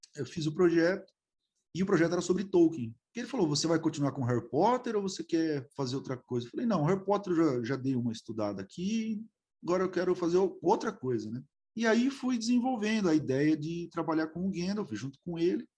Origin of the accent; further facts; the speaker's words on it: Araraquara, São Paulo, Brazil; eu sou de Araraquara, ainda moro aqui